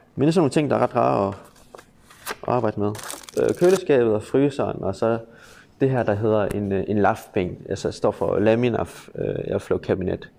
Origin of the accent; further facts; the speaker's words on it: Aarhus, Central Denmark Region, Denmark; Jeg er vokset op her i Aarhus